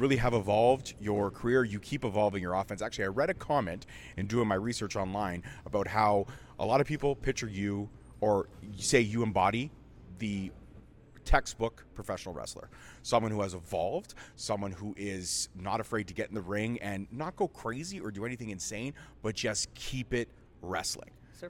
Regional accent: Canada; I was going to say, we're Canadian. We play hockey.

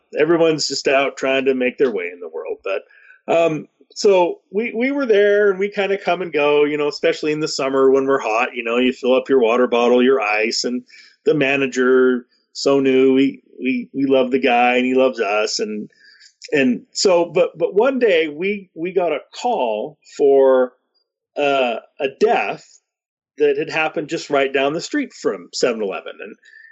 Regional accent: Salt Lake City, Utah, United States; now in Ogden, United States; Like I didn't grow up here. I grew up down in Salt Lake, but I love Ogden now. I feel more at home here in Ogden.

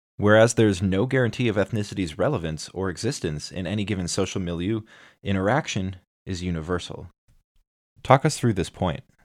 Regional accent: United States; I'm an American

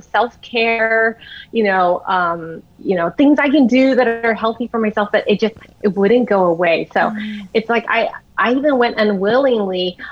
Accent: United States; I'm Chinese American, so we did a lot of Chinese medicine

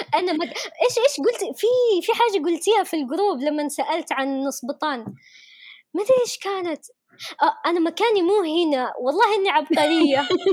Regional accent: Yemen; accent: Yemeni; انا كيمنيه

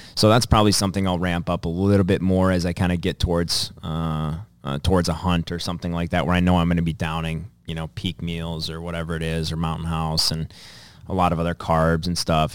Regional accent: Dassel, Minnesota, United States; my hometown of Dassel

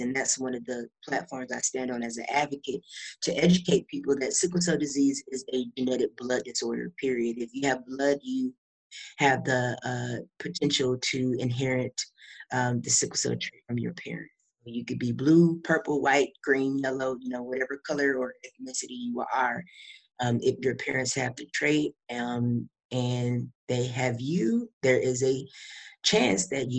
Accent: Kalamazoo, Michigan, United States; moved away as an adult; now in Houston, United States; I am originally from Kalamazoo, Michigan, but I just moved to Houston, Texas.

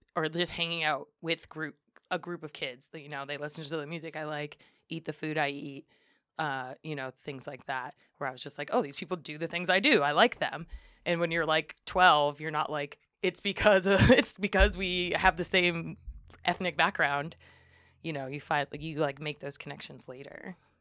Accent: Springfield, Massachusetts, United States; moved away as an adult; also born or lived in Amherst, Massachusetts; now in Humboldt County, United States; was born and raised in Springfield, Massachusetts

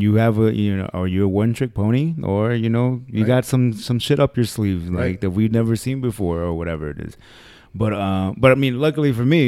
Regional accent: Los Angeles, California, United States; born there; I was born there.

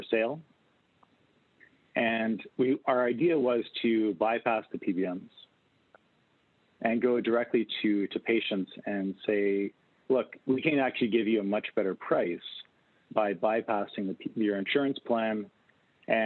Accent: Canada; also born or lived in Winnipeg, Canada; as a Canadian

